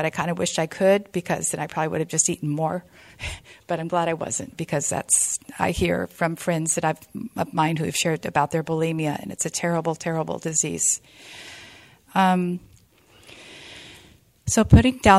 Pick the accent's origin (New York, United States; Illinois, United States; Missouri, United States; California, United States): California, United States; I am from California, and I found this room in 1998 in Modesto, California